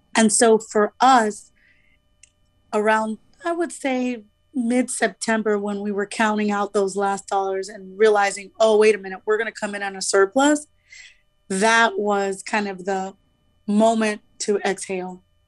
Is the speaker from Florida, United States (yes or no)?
yes; Miami, Florida, United States; I'm originally from Miami